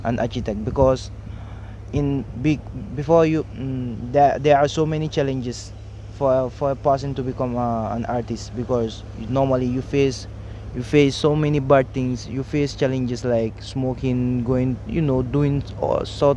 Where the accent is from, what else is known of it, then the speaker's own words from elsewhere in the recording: Banjul, Gambia; I'm from Banjul.